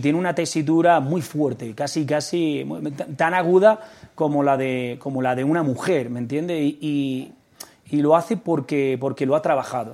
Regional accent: Almería, Andalusia, Spain; soy andaluz. Soy de Almería, ¿no? Y entonces, pues el flamenco sí es cierto que ha estado muy presente eh, desde mi infancia.

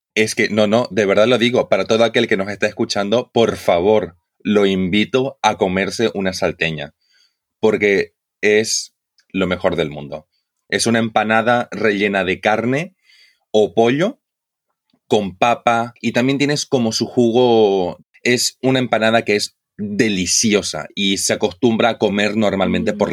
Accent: Santa Cruz de la Sierra, Santa Cruz, Bolivia; yo vengo de Santa Cruz. Yo vengo de lo que es el oriente boliviano

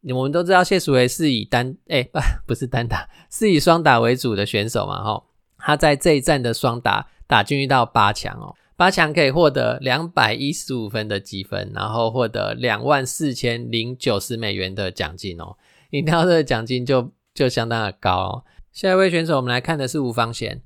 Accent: Taiwan; first language Taiwanese Hokkien; Chinese is a second language; 我们的母语哦，就是台语

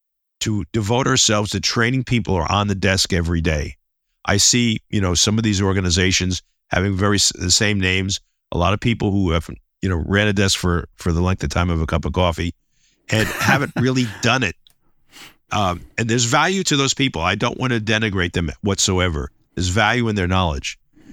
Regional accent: New York City, New York, United States; I'm originally from the Bronx, and you know, sort of kind of tough, rough and ready approach.

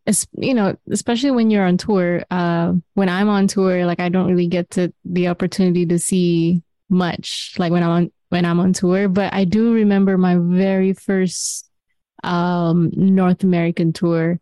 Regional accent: Kuala Lumpur, Malaysia; moved away as an adult; So I was just like this girl from Kuala Lumpur, Malaysia, and where it's like, you know, tropical.

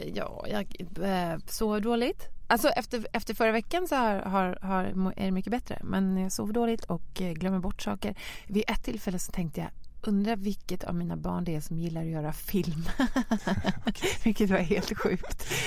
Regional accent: Lidingö, Stockholm County, Sweden; jag växte upp på Lidingö

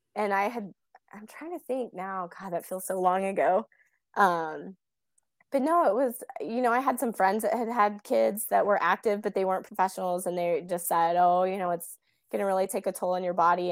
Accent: Kansas, United States; also born or lived in Bay Area, California; now in Des Moines, United States; my hometown in Kansas.

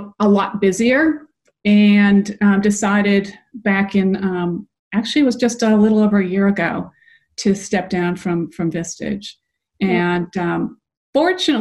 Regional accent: New England, United States; now in Atlanta, United States; I'm originally from New England, so I remember that kind of cold weather

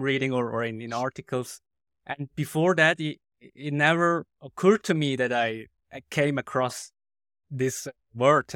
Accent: Switzerland; English is a second language; I come from Switzerland

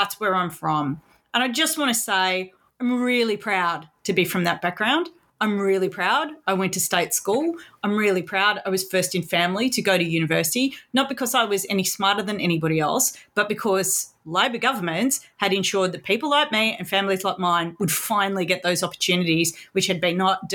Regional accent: Sydney, New South Wales, Australia; I grew up in Sydney in suburbs

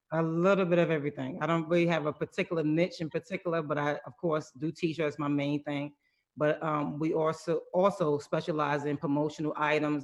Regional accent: New York City, New York, United States; moved away as an adult; now in Atlanta, United States; I'm originally from New York City

